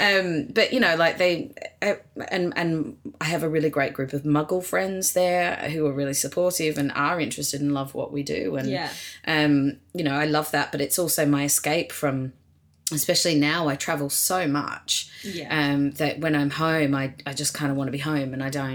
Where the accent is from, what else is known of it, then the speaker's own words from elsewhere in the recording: Australia; moved away as an adult; also born or lived in New York, United States; now in Los Angeles, United States; Yeah, I lived in Australia until I was 29, and then I moved to America. I went to live in New York and then